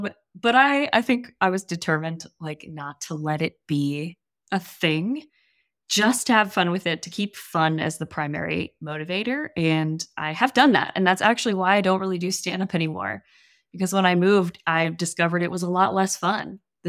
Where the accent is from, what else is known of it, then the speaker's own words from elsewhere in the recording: New Orleans, Louisiana, United States; now in Austin, United States; I live in Austin right now, but I'm from New Orleans.